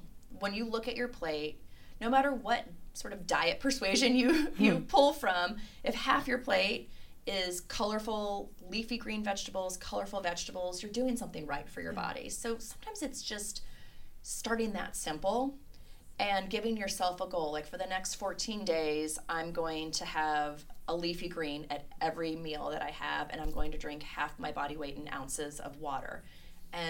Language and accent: English; Cleveland, Ohio, United States; now in Lexington, United States; growing up in Cleveland, we had really harsh winters